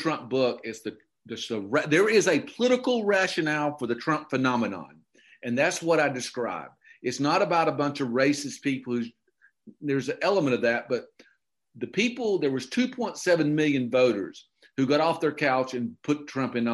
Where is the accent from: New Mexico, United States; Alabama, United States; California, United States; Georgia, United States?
Georgia, United States; Okefenokee Swamp; moved away; I grew up in the Okefenokee Swamp and I grew up in redneck heaven